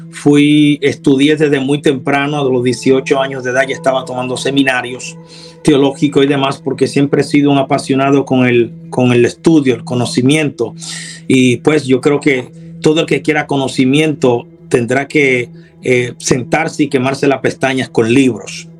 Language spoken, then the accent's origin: Spanish; Dominican Republic; now in Houston, United States; Soy dominicano de nacionalidad